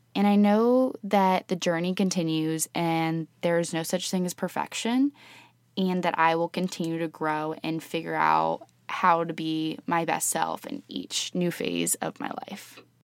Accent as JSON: {"language": "English", "town": "Columbus", "region": "Ohio", "country": "United States", "tie": "born or raised there", "also_born_or_lived": "Oxford, Ohio", "said": "I was born and raised in Columbus, Ohio with my parents and two younger sisters"}